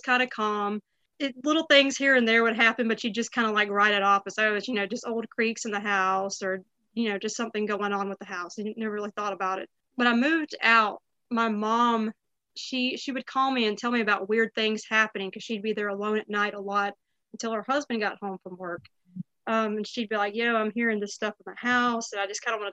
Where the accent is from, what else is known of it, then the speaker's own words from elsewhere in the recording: Woodruff, South Carolina, United States; also born or lived in Greenville, South Carolina; I grew up in Woodruff.